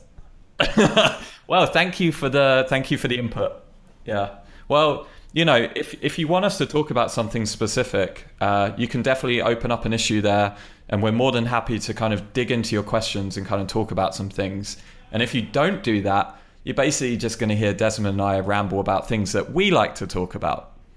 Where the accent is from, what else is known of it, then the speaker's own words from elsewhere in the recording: United Kingdom; I mean, I'm British, but I'm not that British.